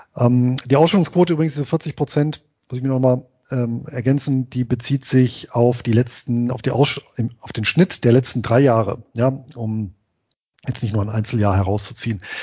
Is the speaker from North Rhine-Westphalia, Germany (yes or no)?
yes; Bonn, North Rhine-Westphalia, Germany; ich bin ja in Bonn geboren und im Bonner Umland groß geworden.